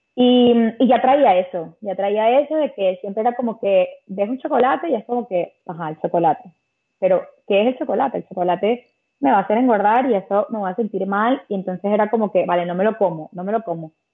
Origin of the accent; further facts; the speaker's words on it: Caracas, Capital District, Venezuela; moved away as an adult; also born or lived in Malta; now in Spain; yo soy de Caracas